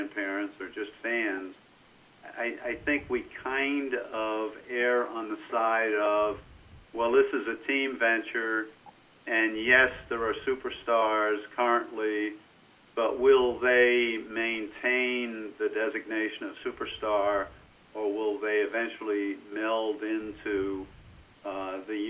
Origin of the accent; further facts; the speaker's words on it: United States; being an American